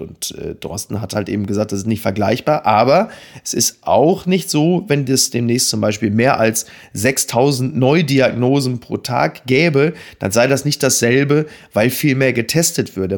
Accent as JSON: {"language": "German", "town": "Dortmund", "region": "North Rhine-Westphalia", "country": "Germany", "said": "als Dortmunder"}